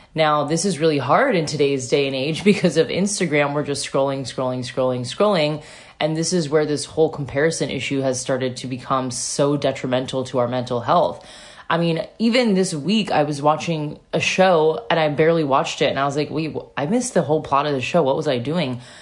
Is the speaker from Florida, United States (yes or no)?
yes; Satellite Beach, Florida, United States; moved away; I grew up in Satellite Beach, Florida, a one mile beach town